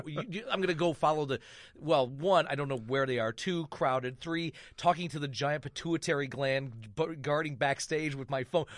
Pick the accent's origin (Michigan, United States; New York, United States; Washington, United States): Michigan, United States; moved away; I grew up in Michigan